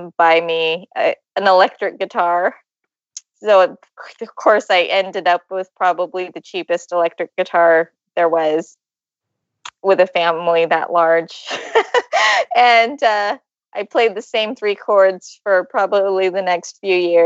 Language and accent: English; Ventura County, California, United States; I'm from Ventura County.